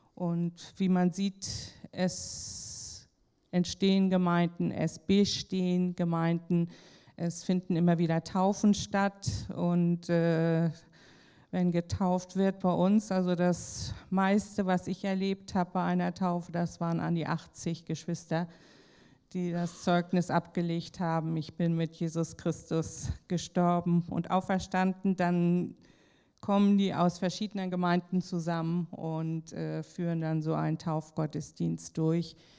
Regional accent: Kiel, Schleswig-Holstein, Germany; moved away as an adult; now in Likasi, Democratic Republic of the Congo; ich bin in Kiel geboren, aufgewachsen habe Schule besucht

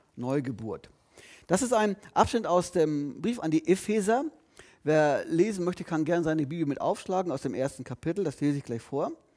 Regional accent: Lüneburg, Lower Saxony, Germany; geboren dann, verrate ich jetzt nicht, geboren dann und dann. In Lüneburg übrigens, ich bin kein Schleswig-Holsteiner

